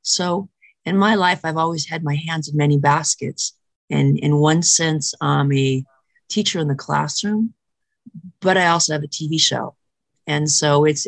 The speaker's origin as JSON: {"language": "English", "town": "San Diego", "region": "California", "country": "United States", "tie": "born or raised there", "said": "I was born in San Diego, California. I'm a California girl all my life, most of it"}